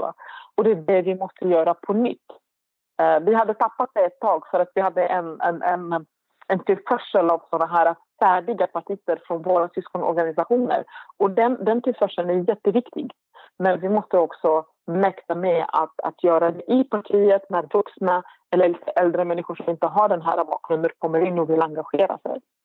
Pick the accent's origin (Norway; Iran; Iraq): Iraq; now in Sweden; vi då som var irakier